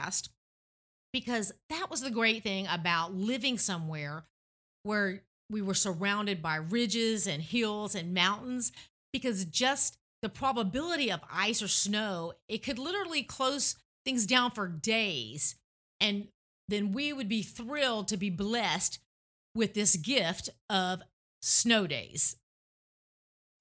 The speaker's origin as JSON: {"language": "English", "region": "Tennessee", "country": "United States", "tie": "born or raised there", "moved": "yes", "said": "growing up in Tennessee"}